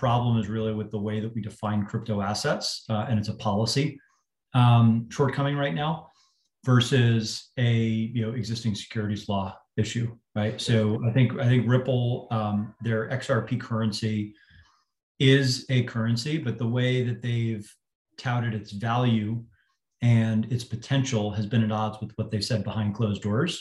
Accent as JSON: {"language": "English", "region": "Northeast", "country": "United States", "tie": "born or raised there", "also_born_or_lived": "Boston", "said": "I grew up in the Northeast"}